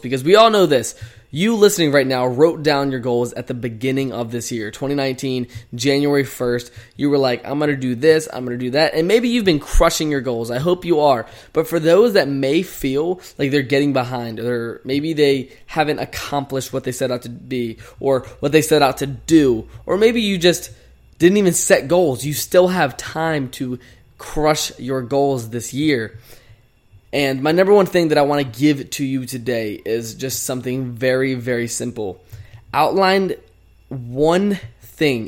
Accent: Chesterfield, Virginia, United States; moved away as an adult; now in Phoenix, United States; I've been literally in my hometown, Chesterfield, Virginia, for the past three weeks

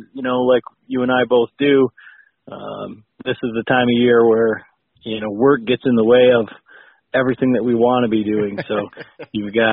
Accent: West Michigan, United States; I'm from West Michigan, born and raised

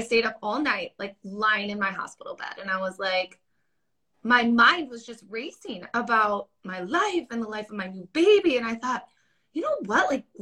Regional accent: Wisconsin, United States; I'm from Wisconsin. And holler, Wisconsin.

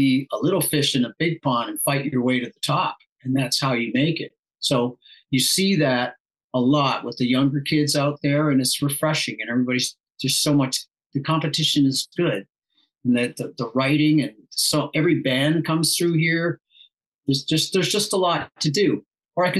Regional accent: Toronto, Ontario, Canada; moved away as an adult; also born or lived in Illinois; now in Nashville, United States; I am originally from Canada, from Toronto

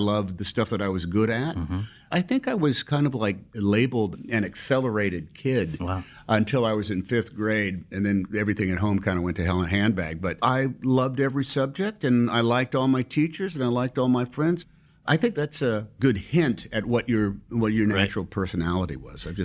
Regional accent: Concord, California, United States; born there; I was born in Concord, California.

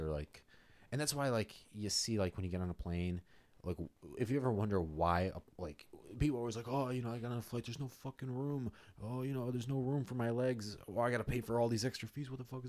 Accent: Nebraska, United States; I'm from Nebraska.

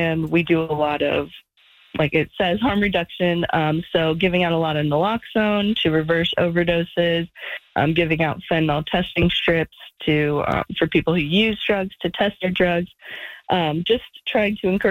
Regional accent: United States; also born or lived in South Korea; I was born in America, but I went to South Korea after college to teach English

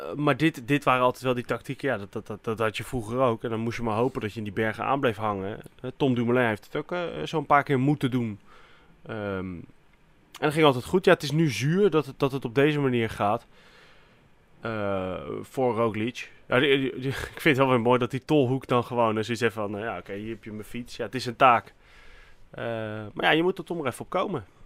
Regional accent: Netherlands; wij zijn ook vaak als Nederlanders

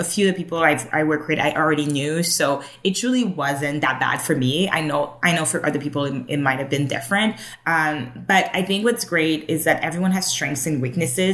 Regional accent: Montreal, Quebec, Canada; moved away as an adult; now in Toronto, Canada; I was born in Montreal

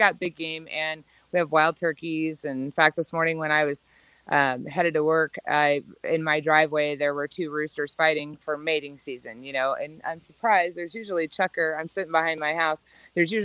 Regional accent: La Grande, Oregon, United States; I was raised in Northeastern Oregon in the LeGrand area

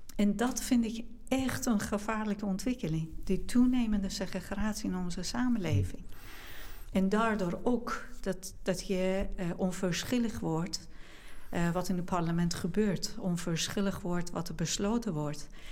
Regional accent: Iran; now in Netherlands; in Iran, ik meen dat nu zijn we iets van 85 miljoen uh, bewoners in Iran. Met zoveel diversiteit van etniciteiten, taal en religie. Ehm, en in de omgeving waar ik ben opgegroeid

